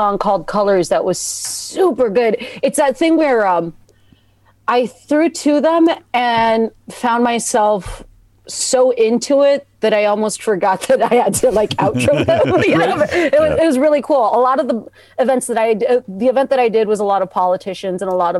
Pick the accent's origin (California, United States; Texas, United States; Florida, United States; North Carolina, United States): Texas, United States; I'm from Texas